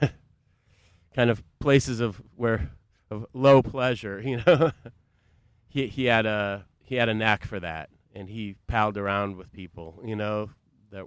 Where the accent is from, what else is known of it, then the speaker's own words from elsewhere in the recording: Boston, Massachusetts, United States; now in Chicago, United States; I grew up in the Boston area